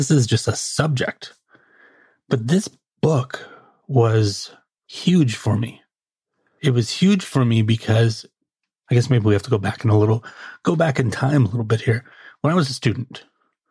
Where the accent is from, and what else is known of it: United States